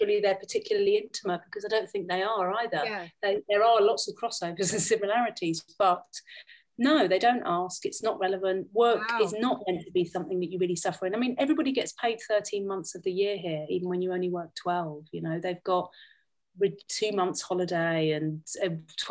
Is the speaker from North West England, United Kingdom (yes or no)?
no; London, United Kingdom; moved away as an adult; now in Austria; I come from a really mixed heritage, and I grew up in London